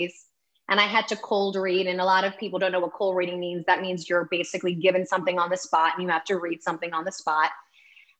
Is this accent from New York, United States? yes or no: yes; New York City, New York, United States; accent: New York; now in California, United States; I'm originally from Manhattan, New York